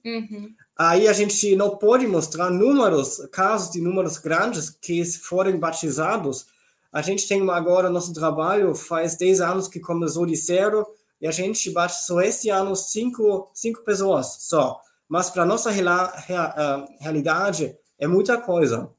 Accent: Southern Germany, Germany; Portuguese is a second language; moved away as an adult; also born or lived in Heidelberg region, Germany / Brazil; now in Schwerin, Germany; eu cresci, nasci na Alemanha do Sul

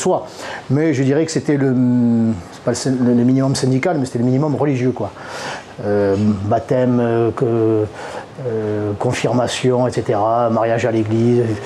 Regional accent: Marseille, Provence-Alpes-Côte d'Azur, France; je suis Marseillais et c'est la bonne mère qui veille sur nous

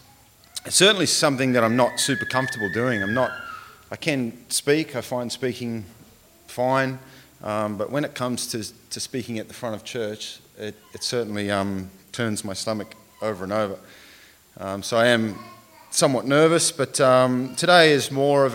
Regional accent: Tumbarumba, New South Wales, Australia; now in Wagga Wagga, Australia; I was born in Tumbarumba, which is about an hour or so away from here up towards the Snowy Mountains

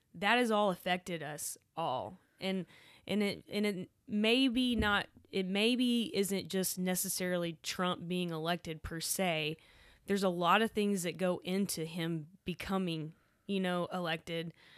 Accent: Waco, Texas, United States; also born or lived in Dallas; I grew up in Waco

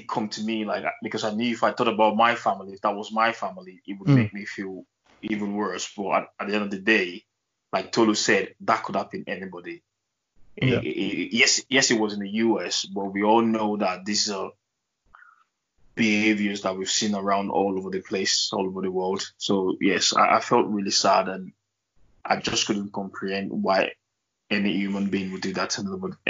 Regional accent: Germany; I grew up in Germany, and I've always said that throughout my stay in Germany, I didn't see that much racism to me personally

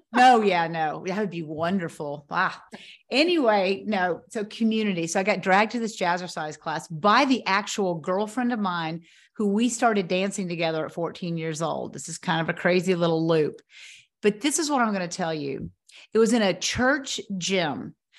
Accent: Knoxville, Tennessee, United States; moved away; Knoxville is my hometown, but I hadn't lived here in twenty-five years

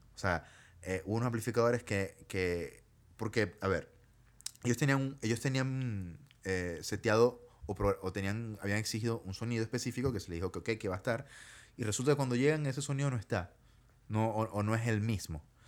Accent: Maracaibo, Zulia, Venezuela; now in Chile; yo era como el único de Maracaibo en el crew

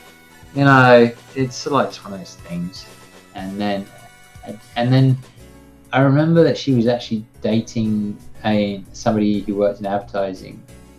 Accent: England, United Kingdom; because I am English

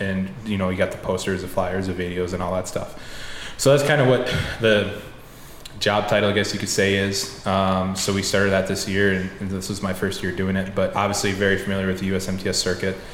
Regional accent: Decorah, Iowa, United States; I went to college in my hometown um, of Decorah.

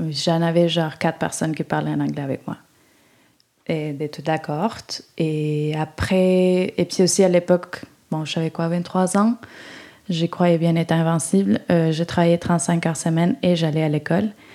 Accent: Uruguay; French is a second language; moved away as an adult; also born or lived in Sherbrooke, Canada / Israel; now in Montreal, Canada

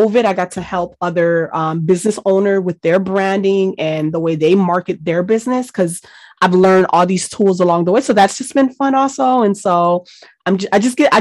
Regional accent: Miami, Florida, United States; English is a second language; I grew up in Miami, Florida

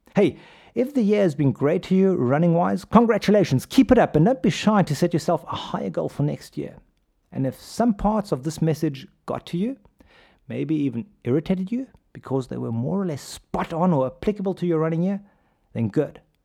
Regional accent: Pretoria, Gauteng, South Africa; I grew up in South Africa. As you can tell from my accent, hey, I'm just a kid from 34 Lampet Street in the Willows. Shout out to Hoerskool de Wilgers

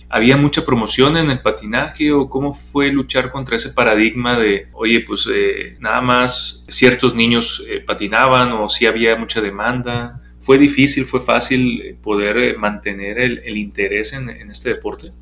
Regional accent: Sonora, Mexico; moved away; allá en Sonora, pues es otro tipo de, deportes, los que practicamos o vemos desde chiquitos

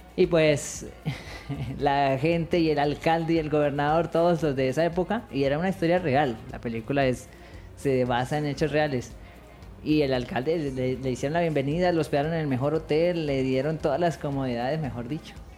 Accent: Colombia; como los colombianos somos

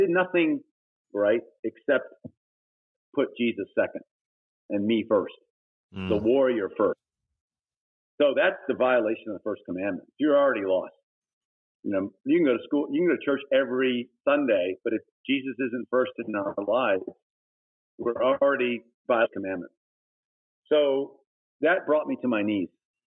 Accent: Thailand; also born or lived in Texas, United States; I was born in Texas, but when I was 9 months old, we went to Thailand, and I grew up in Thailand.

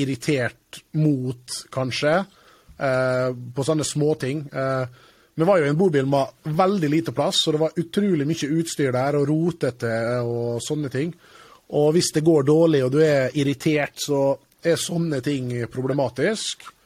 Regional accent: Norway; also born or lived in England; kommer fra Jantelovs-Norge

